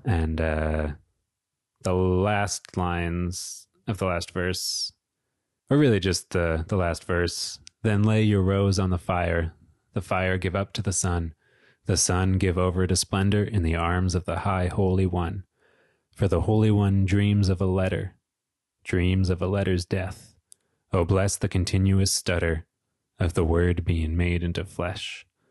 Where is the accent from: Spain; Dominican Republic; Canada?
Canada; Peterborough, Ontario; my hometown of Peterborough, Ontario